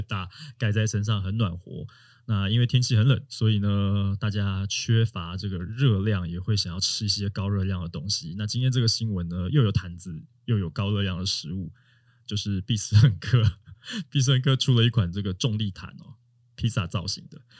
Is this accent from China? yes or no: no; Taiwan; 我们台湾人